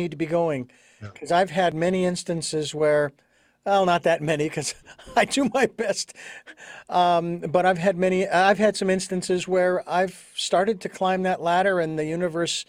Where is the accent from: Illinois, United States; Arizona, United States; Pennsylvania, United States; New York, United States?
Arizona, United States; Phoenix; moved away; Phoenix, Arizona, my hometown